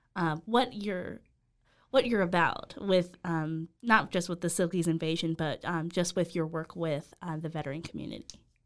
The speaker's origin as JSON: {"language": "English", "town": "Las Vegas", "region": "Nevada", "country": "United States", "moved": "yes", "said": "that's where I'm from. I'm from Vegas"}